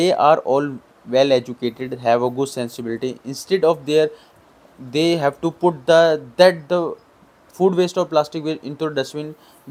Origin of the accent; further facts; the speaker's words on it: India; I'm from India